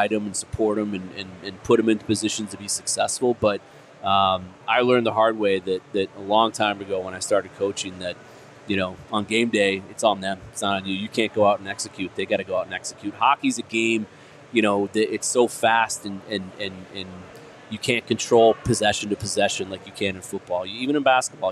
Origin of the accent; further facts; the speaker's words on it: Indianapolis, Indiana, United States; now in Arizona, United States; I grew up in Indianapolis